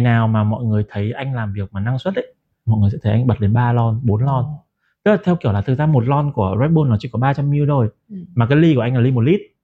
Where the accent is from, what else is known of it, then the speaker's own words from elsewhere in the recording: Ha Long, Quang Ninh, Vietnam; moved away; về lại quê mình đó là Hạ Long